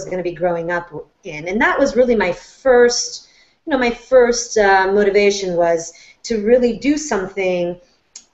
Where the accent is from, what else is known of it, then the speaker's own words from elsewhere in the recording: Florence, Tuscany, Italy; moved away; I was born and raised in Florence, Italy